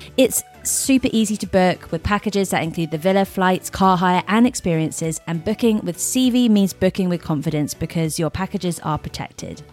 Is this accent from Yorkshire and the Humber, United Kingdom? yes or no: no; Surrey, South East England, United Kingdom; also born or lived in Miami; I grew up in Surrey.